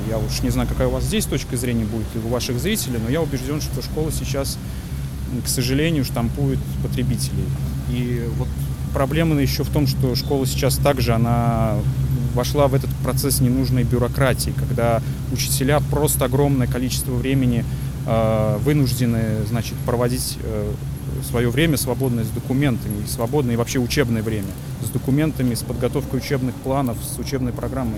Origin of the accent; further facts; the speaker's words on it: Samara Oblast, Russia; moved away as an adult; also born or lived in Kazan; Сам я, конечно, родом с Самарской области